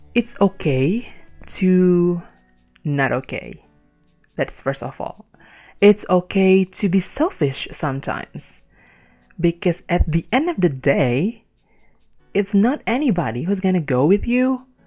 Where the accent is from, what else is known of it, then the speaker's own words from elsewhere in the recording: Indonesia; English is a second language; I born and raised in Indonesia